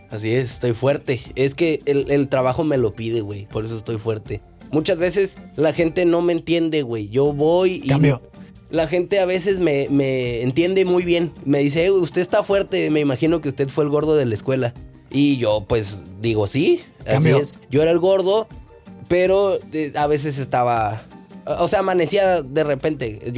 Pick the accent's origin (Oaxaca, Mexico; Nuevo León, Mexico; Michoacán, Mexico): Oaxaca, Mexico; Yo de repente, como le digo, yo soy de Oaxaca, y entonces allá lo que hacíamos era eh, pues una tradición azteca